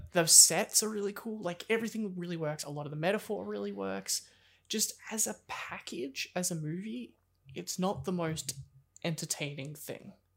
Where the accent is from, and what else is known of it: Australia